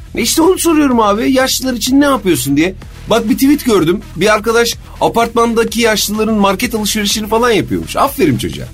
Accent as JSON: {"language": "Turkish", "country": "Turkey", "tie": "born or raised there", "said": "ben bu memlekette doğdum, büyüdüm"}